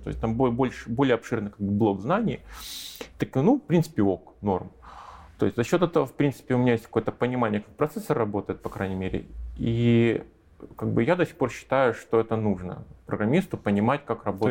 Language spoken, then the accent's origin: Russian; Russia; moved away as an adult; now in Minsk, Belarus